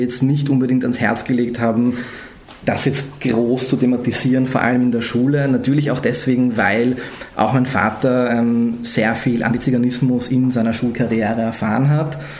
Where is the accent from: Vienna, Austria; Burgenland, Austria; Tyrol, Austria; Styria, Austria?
Vienna, Austria; ich bin in Österreich aufgewachsen, in Wien aufgewachsen